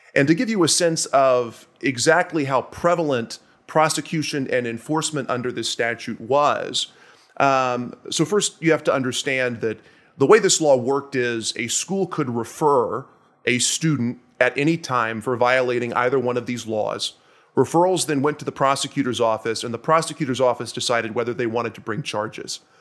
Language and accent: English; Nashville, Tennessee, United States; moved away; I'm from Nashville, Tennessee originally